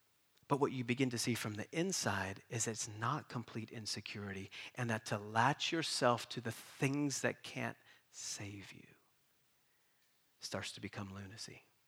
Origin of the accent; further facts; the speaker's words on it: East Coast, United States; also born or lived in Boston / Kentucky / North Carolina; now in San Diego, United States; how in the world did we get to San Diego? We grew up on the East Coast in a small mountain town. Everybody looked the same, thought the same, ate the same. We come to Boston, and then God leads us there for 11 years, and then he takes us to Kentucky